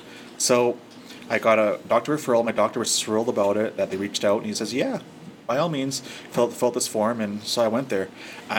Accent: Saddle Lake, Alberta, Canada; Okay, I've never grew up in Saddle Lake. {S2} Oh, sorry. {S1} But I am from Saddle Lake.

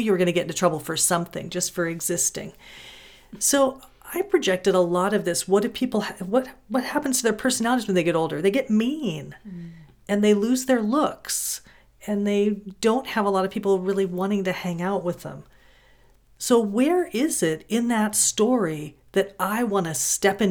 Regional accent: California, United States; I grew up in California

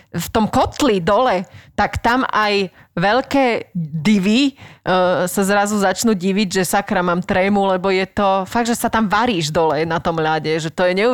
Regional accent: Bernolákovo, Bratislava Region, Slovakia; Prvé bolo u nás v Bernolákové na Slovensku, ale veľa našich známych chodilo hrávať aj do Dunakility

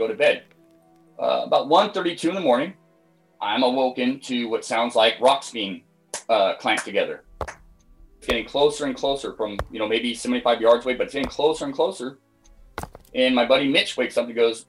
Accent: Scotland, United Kingdom; also born or lived in Pacific Northwest, United States; now in United States; I was born and raised in Scotland, moved over to the States in 93

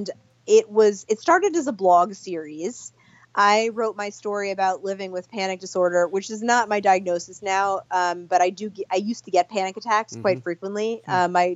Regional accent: New York City, New York, United States; now in Portland, United States; I'm from Brooklyn

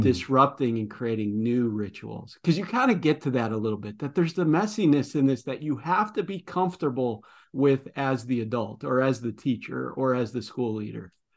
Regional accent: Midwest, United States; accent: Midwestern; my Midwestern accent

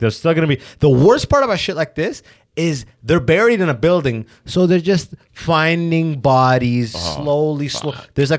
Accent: Canada; And I'm a white guy born and raised in Canada

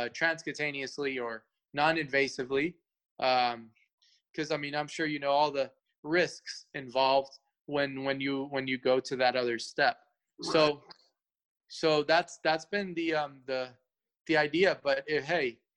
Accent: Atlanta, Georgia, United States; English is a second language; moved away as an adult; also born or lived in Cuba; now in Los Angeles, United States; I'm originally from Atlanta, been all my life in Atlanta

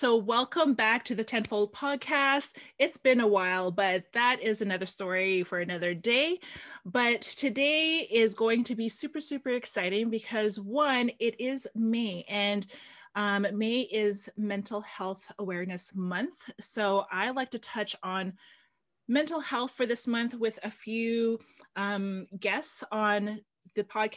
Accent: Philippines; I'm Filipino

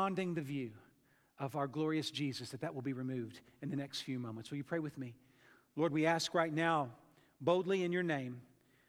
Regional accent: United States; as American thinkers

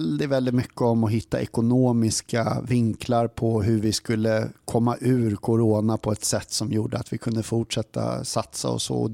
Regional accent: Sollentuna, Stockholm County, Sweden; moved away as an adult; also born or lived in Upplands Väsby / Solna; now in Odense, Denmark; jeg er född i Upplands Väsby på ett, eh, på ett sjukhus där. Eh, men sen är jag, är jag uppvuxen i en eh, förort i Stockholm som heter Sollentuna. Och sen så började jag gå gymnasieskolan i Solna

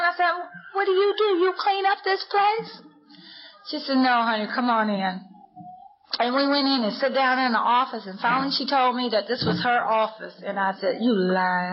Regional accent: Lima, Ohio, United States; in my hometown, and I'm from Lima, Ohio.

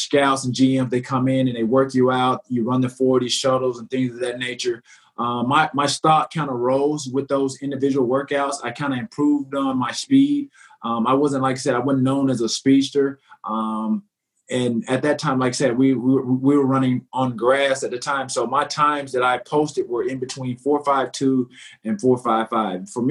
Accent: the South, United States; growing up in the South, with my grandmother, by my grandmother

